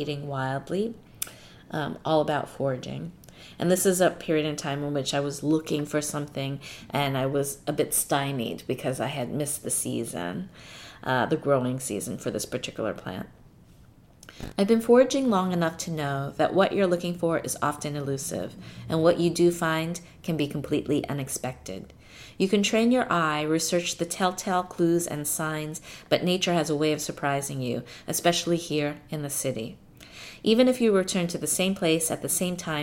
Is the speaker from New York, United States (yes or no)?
yes; New York City, New York, United States; my hometown